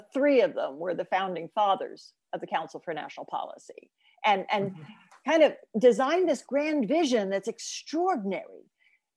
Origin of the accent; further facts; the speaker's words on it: Oklahoma, United States; I'm from Oklahoma